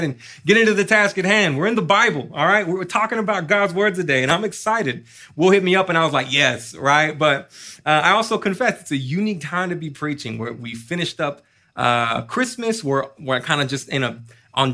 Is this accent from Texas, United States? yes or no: yes; Austin, Texas, United States; I was born and raised here in Austin